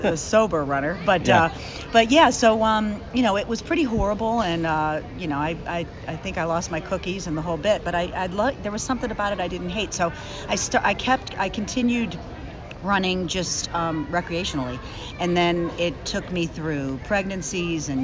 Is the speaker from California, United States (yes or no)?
no; Willoughby, Ohio, United States; I grew up on the East Side. I grew up in, was born in Willoughby, graduated from Mentor High